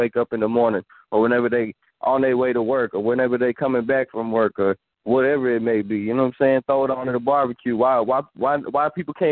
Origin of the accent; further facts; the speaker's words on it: Austin, Texas, United States; I'm from Austin, ATX, Northside to be exact.